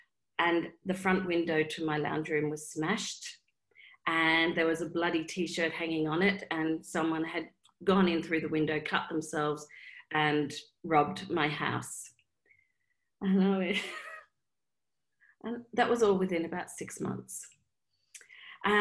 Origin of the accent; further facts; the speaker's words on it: Australia; I'm Australian